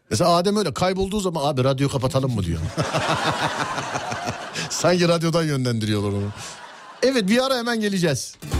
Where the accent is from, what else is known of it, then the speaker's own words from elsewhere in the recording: Istanbul, Turkey; bir İstanbullu olarak